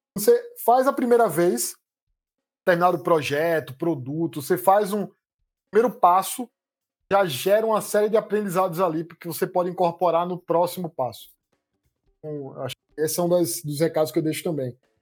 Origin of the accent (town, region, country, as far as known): Recife, Pernambuco, Brazil; born or raised there; accent: Recife accent; moved away as an adult; also born or lived in Campinas; now in São Paulo, Brazil